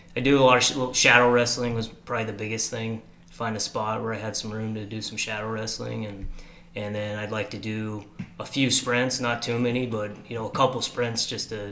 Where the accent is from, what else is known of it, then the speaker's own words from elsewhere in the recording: Dillingham, Alaska, United States; also born or lived in Washington; We moved from Washington to Dillingham when I was 2 years old.